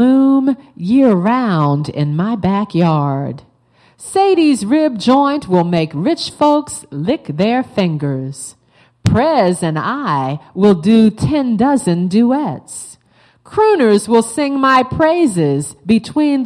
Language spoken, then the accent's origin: English; Baltimore, Maryland, United States; I'm from Baltimore.